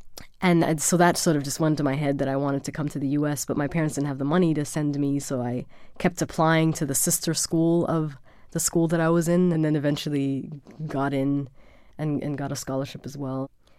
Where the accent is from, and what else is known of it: Germany; born or raised there